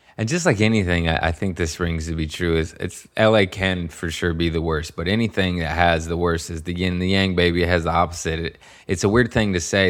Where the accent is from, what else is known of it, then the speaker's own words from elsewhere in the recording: Torrance, California, United States; also born or lived in Harbor City, California / Lomita, California; I was born in Harbor City, and I was raised in Torrance and Lomita, California